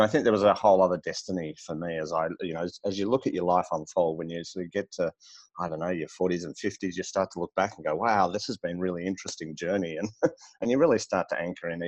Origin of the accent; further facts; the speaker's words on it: Melbourne, Victoria, Australia; I'm in Melbourne, Australia. And born and bred here